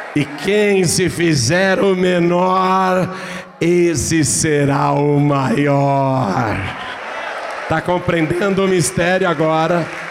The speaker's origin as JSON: {"language": "Portuguese", "town": "Piracicaba", "region": "São Paulo", "country": "Brazil", "tie": "born or raised there", "accent": "caipira", "said": "Eu não tenho vergonha da cidade onde eu nasci"}